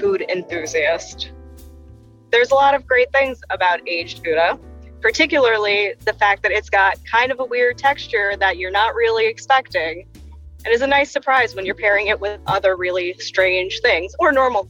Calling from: New York City, New York, United States; I am calling from the wonderful New York City

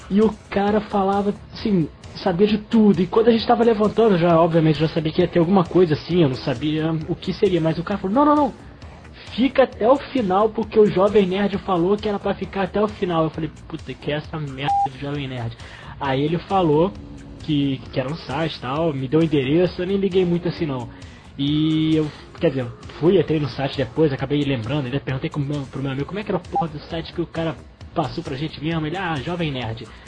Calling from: Rio de Janeiro, Brazil; eu sou aqui do Rio de Janeiro

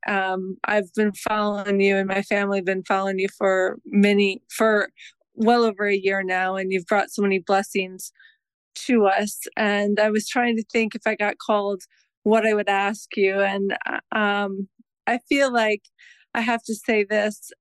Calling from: Mishawaka, Indiana, United States; I'm calling from Mishawaka, Indiana

